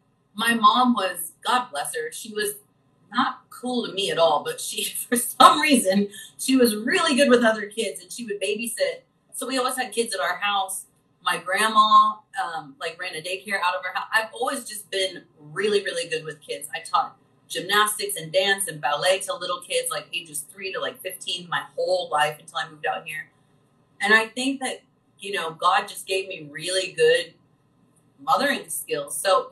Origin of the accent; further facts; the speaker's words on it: Midwest, United States; growing up in the Midwest and just being like that nurturing child and caring for little ones from a very young age